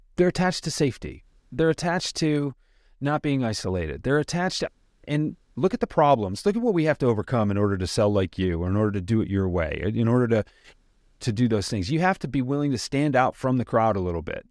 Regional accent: suburb of Detroit, Michigan, United States; I'm a guy from the Midwest. I grew up in a suburb of Detroit

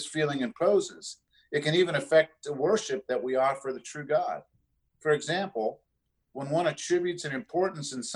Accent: South Florida, United States; moved away; I grew up in South Florida

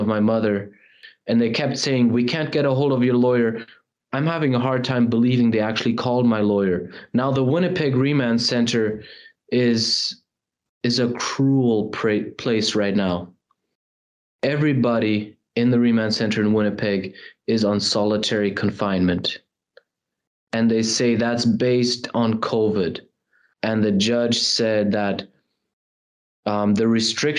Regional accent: Germany; now in Canada; my mom, all of us, we're originally from Europe, from Germany. That's where I was born. We moved to Canada

